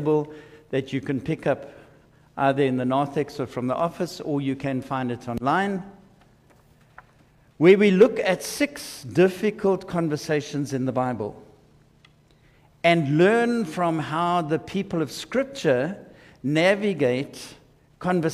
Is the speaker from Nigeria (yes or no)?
no; South Africa; I am a South African